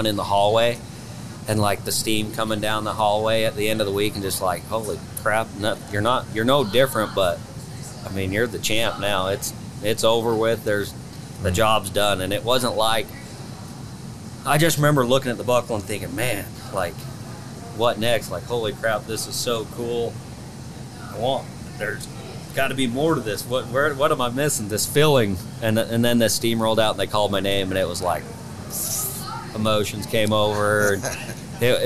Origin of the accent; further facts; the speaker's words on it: Genoa, United States; my hometown, Genoa